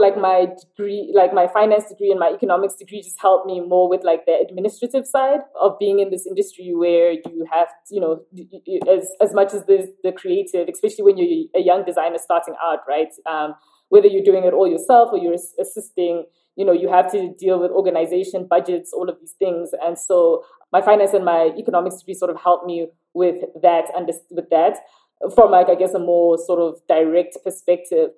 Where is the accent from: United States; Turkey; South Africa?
South Africa; also born or lived in London; I lived in South Africa around South Africans